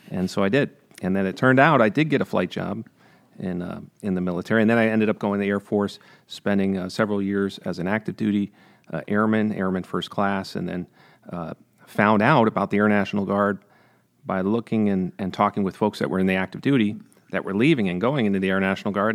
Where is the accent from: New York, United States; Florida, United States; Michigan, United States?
New York, United States; Freehold; also born or lived in Hudson, Columbia County, New York; I grew up in Greene County